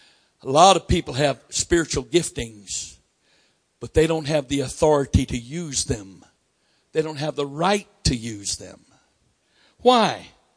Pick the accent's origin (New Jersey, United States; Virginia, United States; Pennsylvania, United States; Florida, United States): Florida, United States; But I'm from Florida, and you get a at that time, you got a learner's permit at 14.